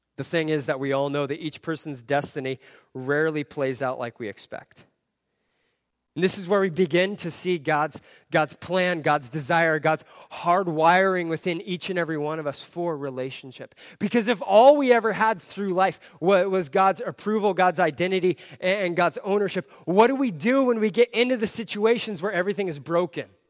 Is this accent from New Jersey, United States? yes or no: no; Southern California, United States; I grew up in Southern California.